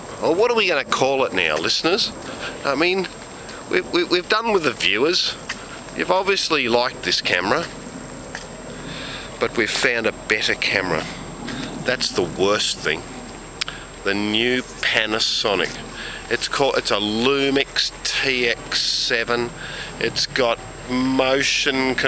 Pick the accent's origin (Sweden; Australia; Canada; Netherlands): Australia; I am from Australia